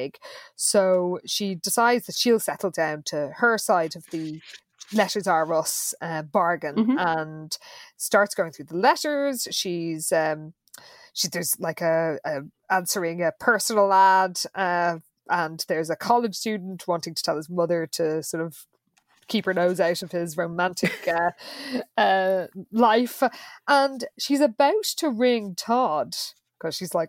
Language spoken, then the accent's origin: English; Ireland; as all Irish people know